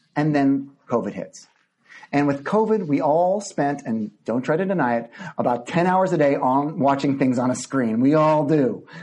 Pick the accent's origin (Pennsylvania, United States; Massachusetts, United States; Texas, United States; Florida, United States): Texas, United States; Midland; moved away; my childhood growing up in Midland, Texas